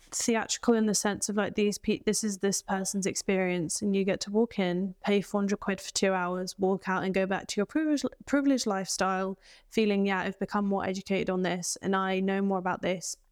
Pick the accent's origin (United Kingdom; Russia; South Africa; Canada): United Kingdom; England; accent: English; My accent is English